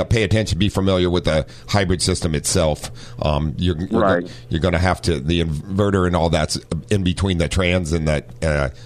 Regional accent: Ohio, United States; moved away as an adult; also born or lived in San Diego; now in North County San Diego, United States; growing up in Ohio

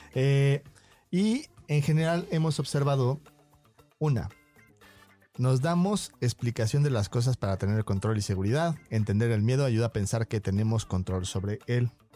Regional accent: Mexico

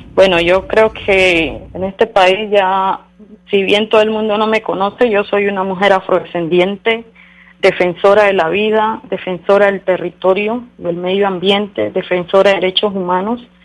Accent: Colombia; como colombianos y colombianas

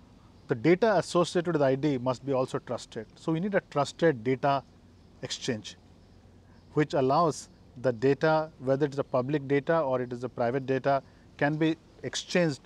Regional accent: India; moved away; I came from my hometown birthplace in India.

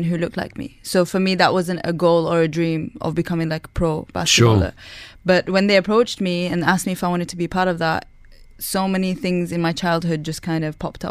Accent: Bradford, Yorkshire and the Humber, United Kingdom; also born or lived in Sudan; I was born there, moved when I was 1 year

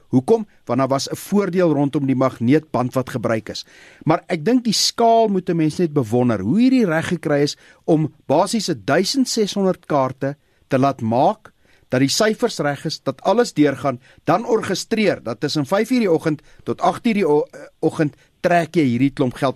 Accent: South Africa; my en jou as Suid-Afrikaners

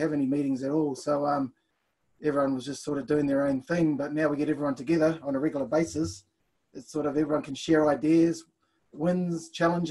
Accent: Blenheim, Marlborough, New Zealand; moved away as an adult; also born or lived in Auckland, New Zealand; now in Australia; originally I was from Auckland, and then at the age of 5, headed down to Blenheim, where I did my building apprenticeship

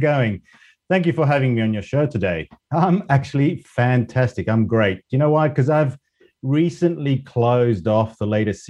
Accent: Spain; English is a second language; moved away as an adult; also born or lived in Australia; now in United Kingdom; So I was, I guess, born and raised in Spain, went to university in Australia, and then stayed there for 25 years before moving back to Europe and settling back here in the UK for the last 10 years.

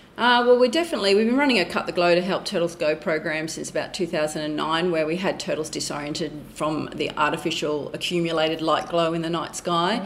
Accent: Bundaberg, Queensland, Australia; I grew up in Bundaberg

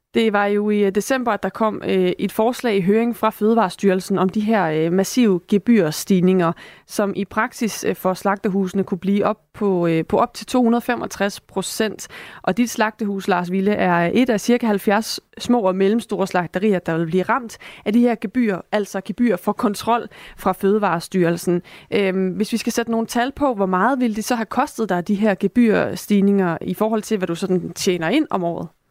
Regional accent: Esbjerg, Southern Denmark, Denmark; jeg er også fra Esbjerg

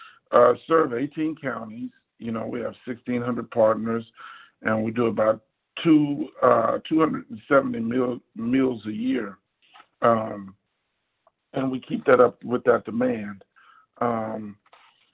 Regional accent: Houston, Texas, United States; also born or lived in Baltimore; I'm from Acres Homes, which is north side of Houston, and I went to Eisenhower. I graduated from Eisenhower

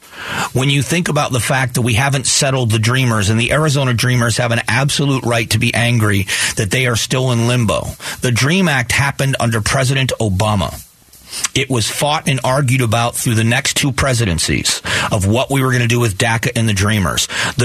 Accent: Afghanistan; When I am from Afghanistan, I feel like this too. I don't have a country.

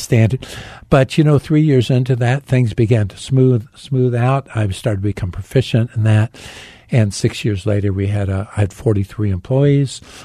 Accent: Phoenix, Arizona, United States; I was born in Phoenix

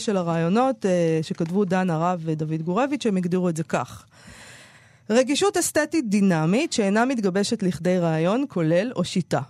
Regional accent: Israel; כנערה בשנות ה-80 בישראל

